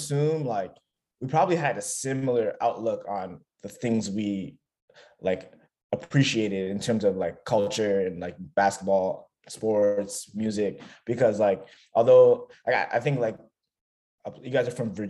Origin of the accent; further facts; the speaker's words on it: Toronto, Ontario, Canada; I'm from Toronto. I live literally in the heart of Toronto. Born and raised here, so I don't really have experiences like living in other places for long term. I guess I've done small stints in other countries or and cities, but I would say Toronto's my home.